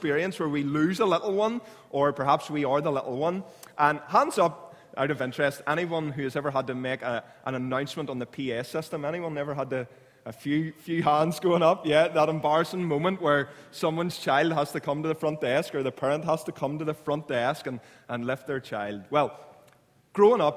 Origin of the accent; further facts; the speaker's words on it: Clounagh Junior High, Northern Ireland, United Kingdom; I grew up in Clowna Junior High